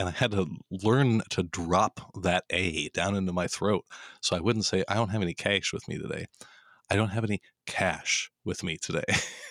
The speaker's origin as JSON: {"language": "English", "town": "Denver", "region": "Colorado", "country": "United States", "tie": "born or raised there", "said": "I grew up in Denver, Colorado, and I used to say treish and keish."}